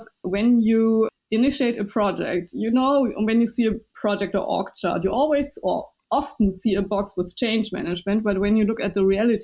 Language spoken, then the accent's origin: English; Germany; first language Chinese; English is a second language; I was born and raised in Germany, and my first language was Chinese.